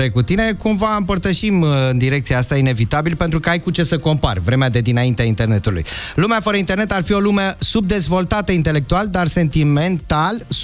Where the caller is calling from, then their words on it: Bucharest, Romania; din București.